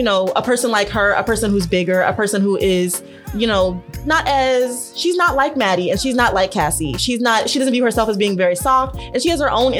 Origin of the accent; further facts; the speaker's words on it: Las Vegas, Nevada, United States; moved away; I grew up in Vegas.